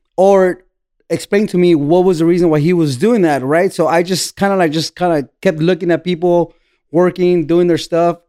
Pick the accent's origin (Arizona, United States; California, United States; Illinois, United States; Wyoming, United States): California, United States; Buena Park; moved away as an adult; now in Tijuana, Mexico; I grew up in Orange County, Buena Park